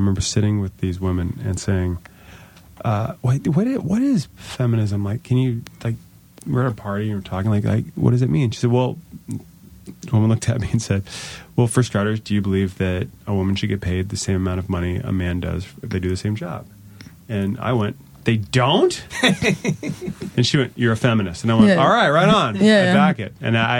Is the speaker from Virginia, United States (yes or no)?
yes; Virginia, United States; Oh, Northern Virginia.